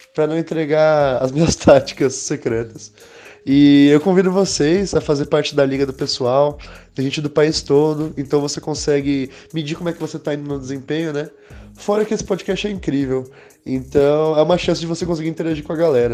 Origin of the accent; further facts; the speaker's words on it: Belo Horizonte, Minas Gerais, Brazil; eu sou de Belo Horizonte, corintiano